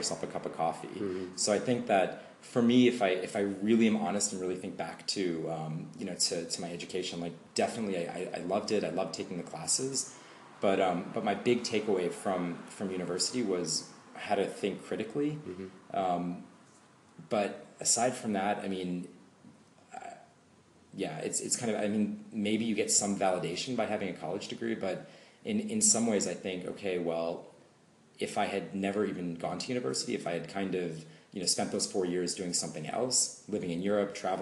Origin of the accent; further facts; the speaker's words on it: United States; moved away as an adult; now in Berlin, Germany; growing up in the States